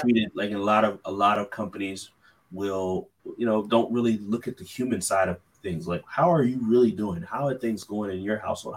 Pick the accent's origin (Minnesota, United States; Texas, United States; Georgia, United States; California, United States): California, United States; now in Philadelphia, United States; I'm originally from California